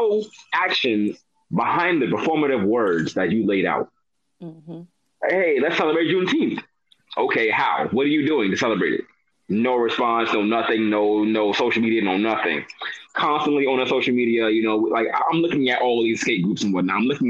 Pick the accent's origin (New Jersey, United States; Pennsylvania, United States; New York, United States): New York, United States; New York City; I'm from New York City